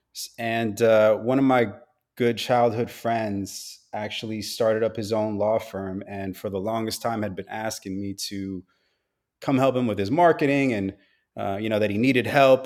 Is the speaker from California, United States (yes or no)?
yes; Los Angeles, California, United States; I am born and raised in Los Angeles, California. Grew up out here